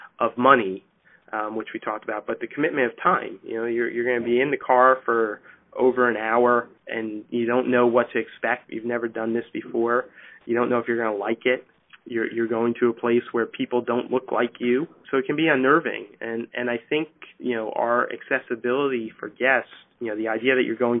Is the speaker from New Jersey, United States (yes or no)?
yes; New Jersey, United States; We live in New Jersey. We grew up in New Jersey